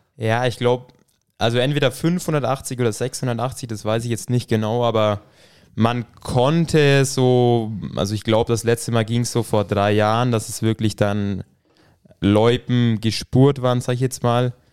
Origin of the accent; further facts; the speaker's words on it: Ruppmannsburg, Bavaria, Germany; Bin aus dem schönen Ruckmannsburg. Wird jetzt wahrscheinlich nicht wirklich vielen von euch irgendwas sagen. Das ist in der Nähe von Talmessing, ein kleiner Ort